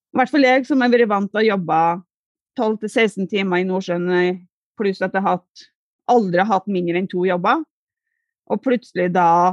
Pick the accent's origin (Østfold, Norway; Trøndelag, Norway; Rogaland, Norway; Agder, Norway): Trøndelag, Norway; Hjemme i Trøndelag